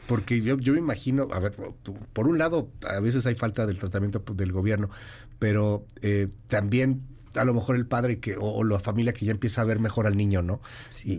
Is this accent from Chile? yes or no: no; Mexico; Como mexicanos